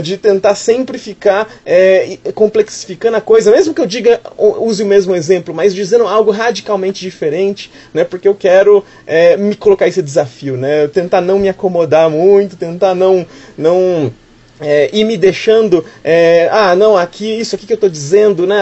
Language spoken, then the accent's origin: Portuguese; Campinas, São Paulo, Brazil; now in São Paulo, Brazil; Eu falo de São Paulo, nasci em Campinas, mas moro em São Paulo